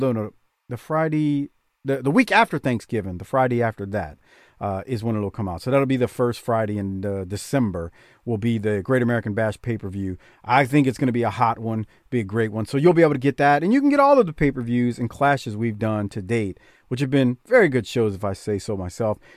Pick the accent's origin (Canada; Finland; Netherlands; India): Canada; and I'm a Canadian. I don't like hockey, though.